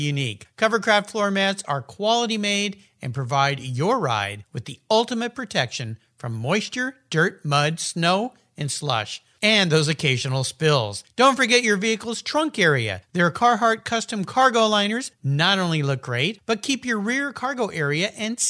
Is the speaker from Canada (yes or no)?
no; San Diego, California, United States; I grew up in San Diego on Mission Bay